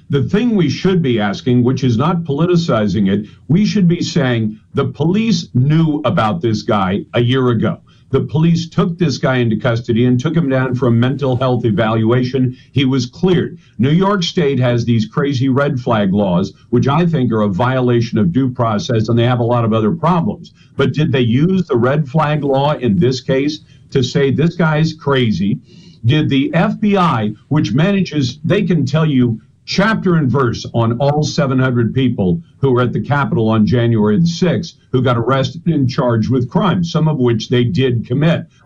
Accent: Taiwan; born there; I was born in Taiwan because my mom and dad were in the U.S. Navy, and my dad was deployed at that time, and my mom went to join him.

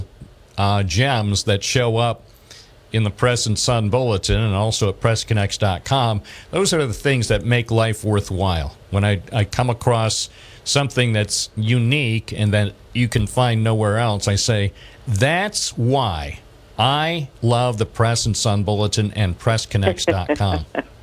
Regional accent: Binghamton, New York, United States; I was born in Binghamton, and I've been a Binghamton area resident all my life.

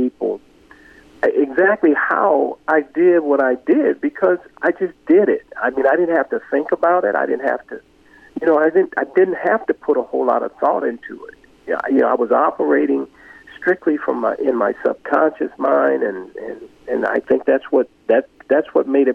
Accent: Los Angeles, California, United States; also born or lived in Mobile, Alabama; I grew up in South Central Los Angeles.

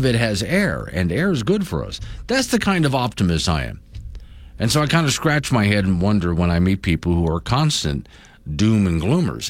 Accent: Sanibel, Florida, United States; now in Wyoming, United States; my hometown of Sanibel, Captiva Islands

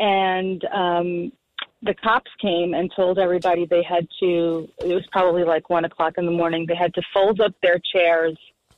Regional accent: New York City, New York, United States; moved away; also born or lived in New Jersey; I was from Brooklyn back then.

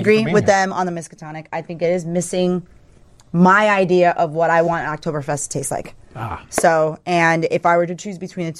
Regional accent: Wisconsin, United States; I'm from Wisconsin.

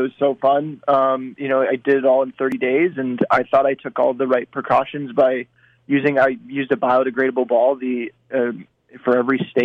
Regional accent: East Coast, United States; I'm from the East Coast as well.

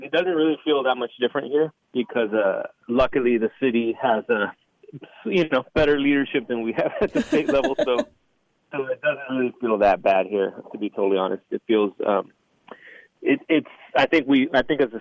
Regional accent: South Texas, United States; I'm born and raised in South Texas

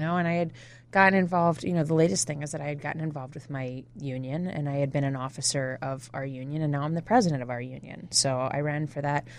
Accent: New Jersey, United States; moved away; also born or lived in Toledo, Ohio / Illinois; I grew up in New Jersey, uh, South Jersey outside of Philadelphia

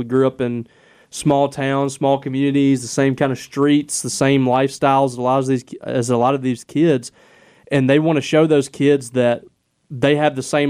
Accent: Clarksdale, Mississippi, United States; also born or lived in Grenada, United States; that kid reminds me of me when I was growing up in Clarksdale. That kid reminds me of me when I was in Grenada

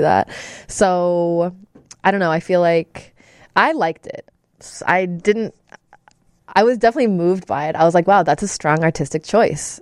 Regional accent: Chicago suburbs, Illinois, United States; I'm from the suburbs.

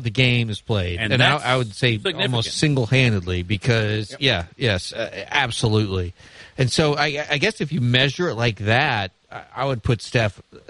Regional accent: Midwest, United States; also born or lived in New York; now in Alabama, United States; I'm a Midwesterner.

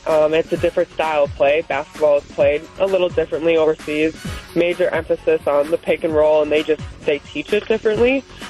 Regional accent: Wisconsin, United States; moved away as an adult; also born or lived in Germany / Spain / France / Israel; to be able to play back home in my home state

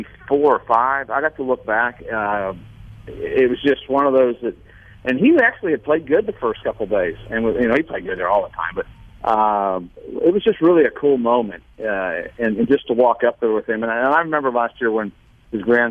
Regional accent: Indiana, United States; also born or lived in Pennsylvania; now in Mississippi, United States; even though I was born in Pennsylvania, I lived there a month, I grew up in Indiana

